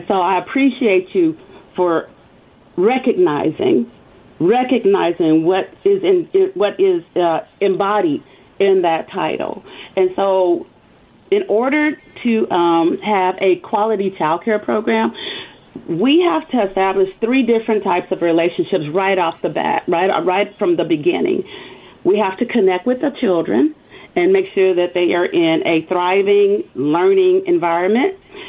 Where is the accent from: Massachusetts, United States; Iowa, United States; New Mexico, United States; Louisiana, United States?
Louisiana, United States; also born or lived in Kentucky; now in California, United States; So I am originally from Louisiana. I am a military brat. So I have traveled to different countries, different states. And the last state before I came to California was Kentucky.